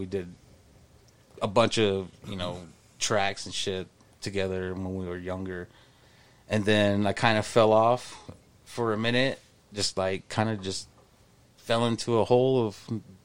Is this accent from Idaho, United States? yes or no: yes; Blackfoot, Idaho, United States; I'm from Blackfoot